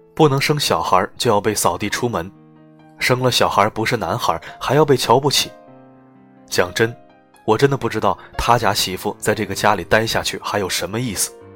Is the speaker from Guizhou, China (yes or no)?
no; Dongting Lake, Hunan, China; 我在洞庭湖边长大